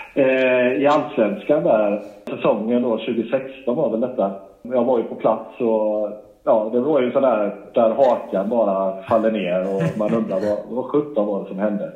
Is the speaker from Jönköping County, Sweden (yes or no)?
yes; Habo, Jönköping County, Sweden; jag själv kommer ju härifrån trakterna. Jag kommer från Habo